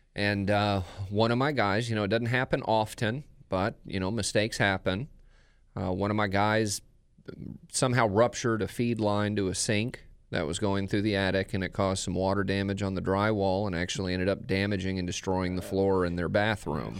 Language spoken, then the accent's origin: English; Texas, United States; moved away as an adult; Craig and I are both from the same area in Texas